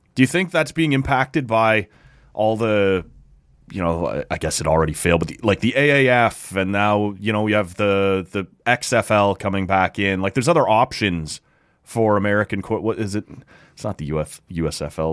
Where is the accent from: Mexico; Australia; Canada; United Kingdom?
Canada; Oshawa, Ontario; also born or lived in Bobcaygeon; I grew up in Oshawa and we moved up, like I said, to, to Bob Cage and area